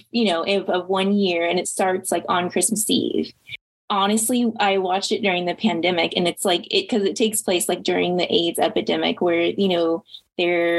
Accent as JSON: {"language": "English", "region": "Midwest", "country": "United States", "moved": "as an adult", "lives_now": "Austin, United States", "said": "I'm from the Midwest and my mom still lives in Indiana. But I've lived in Austin for 7 years"}